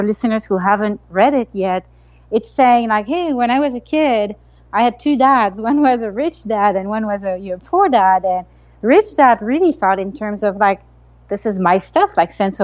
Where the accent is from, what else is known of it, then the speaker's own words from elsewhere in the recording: Paris, Île-de-France, France; moved away as an adult; now in United States; I grew up in Paris, in France